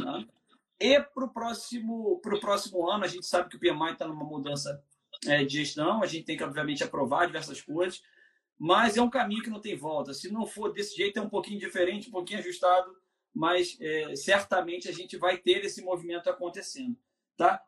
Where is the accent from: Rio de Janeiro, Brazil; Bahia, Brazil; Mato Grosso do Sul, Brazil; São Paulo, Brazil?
Rio de Janeiro, Brazil; Rio; para o Rio, da, de onde eu sou